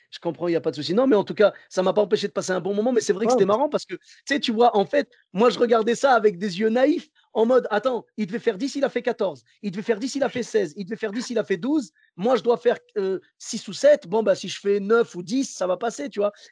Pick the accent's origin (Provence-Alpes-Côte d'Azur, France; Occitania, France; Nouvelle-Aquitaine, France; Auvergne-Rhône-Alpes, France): Nouvelle-Aquitaine, France; Bordeaux; Ben, moi, comme je venais de Bordeaux